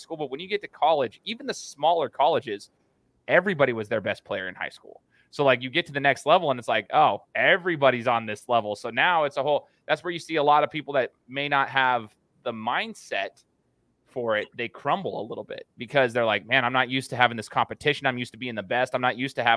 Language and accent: English; United States; also born or lived in Brazil; born and raised in the United States